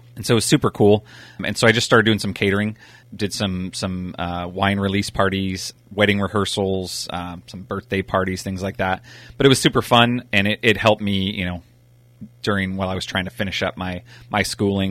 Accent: Napa, California, United States; We grew up out in Browns Valley.

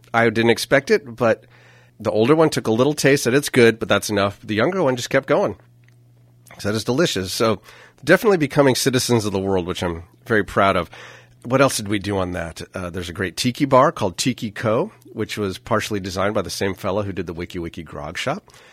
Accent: Napa, California, United States; we're from Napa.

